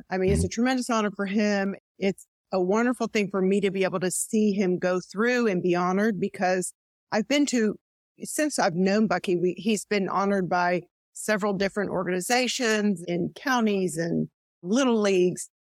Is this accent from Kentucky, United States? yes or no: yes; Louisville, Kentucky, United States; moved away; also born or lived in Texas; I was from Louisville, Kentucky.